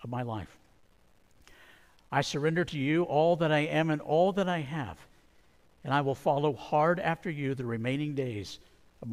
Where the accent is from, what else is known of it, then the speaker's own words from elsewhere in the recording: Arizona, United States; I grew up in Arizona